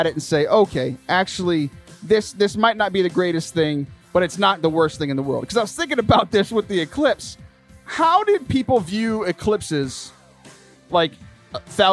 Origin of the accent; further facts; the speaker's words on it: Lake Jackson, Texas, United States; I was Michael's youth minister back in my hometown of Lake Jackson